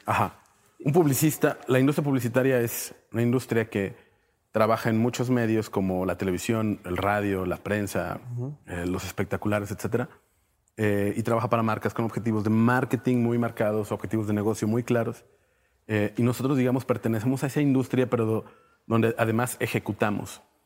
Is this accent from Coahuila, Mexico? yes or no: yes; Torreón, Coahuila, Mexico; also born or lived in Mexico City; now in Saltillo, Mexico; yo soy de Torreón, pero aquí nos conocimos